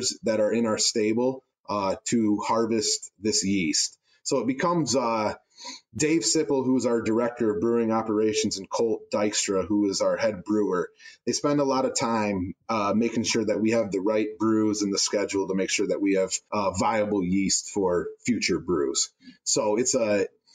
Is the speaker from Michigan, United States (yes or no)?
yes; Traverse City, Michigan, United States; a born and raised Michigander